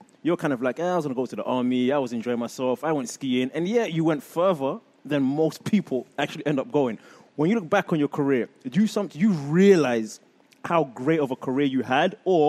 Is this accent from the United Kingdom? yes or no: yes; England, United Kingdom; I grew up in England and you've lived there